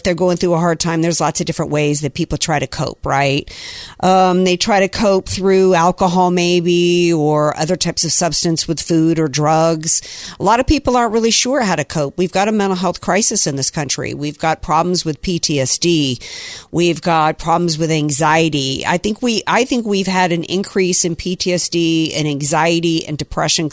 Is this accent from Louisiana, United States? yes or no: yes; Slidell, Louisiana, United States; I'm from Slidell